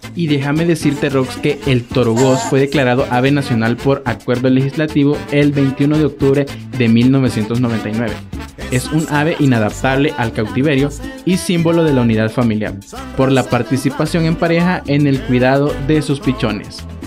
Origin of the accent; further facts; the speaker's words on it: El Salvador; yo siendo salvadoreño